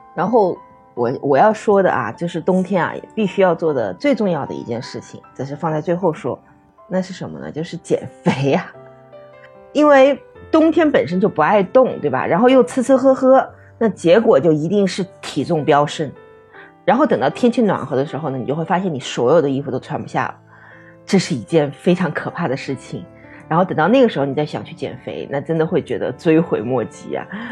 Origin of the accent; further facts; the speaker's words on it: Hubei, China; 因为我是湖北人嘛，湖北这边有那个神农架滑雪场